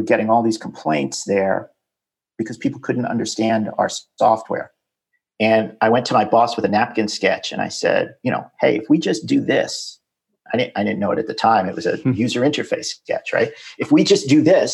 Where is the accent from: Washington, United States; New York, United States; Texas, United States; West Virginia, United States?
New York, United States; New York City; moved away as an adult; also born or lived in Silicon Valley; I'm originally from New York City, born in Manhattan, raised in Queens, went to high school and college in Manhattan